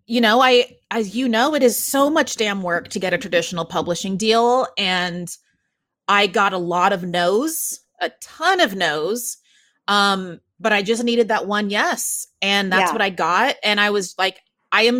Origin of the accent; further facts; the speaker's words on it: Waco, Texas, United States; now in New York City, United States; my hometown of Waco, Texas, cause that's where I grew up